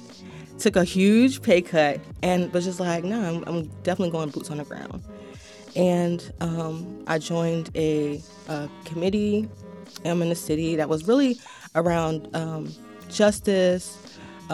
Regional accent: Wilmington, North Carolina, United States; I'm a native to Wilmington, North Side specifically. Grew up on 6th and Harness Street

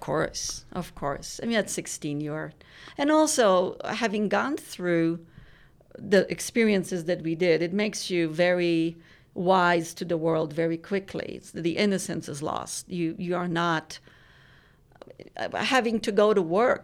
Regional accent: Poland; born or raised there; moved away

